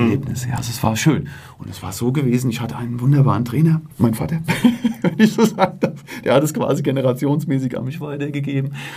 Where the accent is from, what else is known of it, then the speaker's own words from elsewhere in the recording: Selters, Hesse, Germany; meine Heimatgemeinde und meinen Heimatverein